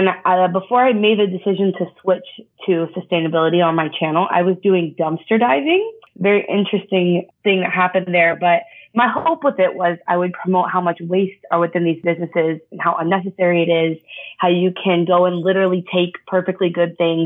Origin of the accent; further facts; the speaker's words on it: Texas, United States; growing up in Texas, kind of all I knew about was oil